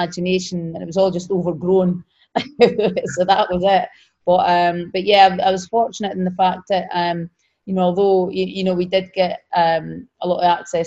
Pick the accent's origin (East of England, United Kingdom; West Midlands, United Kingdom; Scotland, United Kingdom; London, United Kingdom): Scotland, United Kingdom; moved away; in Scotland, so in my home country